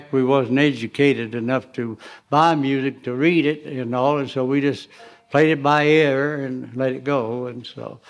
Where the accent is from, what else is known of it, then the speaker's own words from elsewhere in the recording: Blue Ridge and Smoky Mountains, North Carolina, United States; I'm from the Blue Ridge and Smoky Mountains we were, and all in there in North Carolina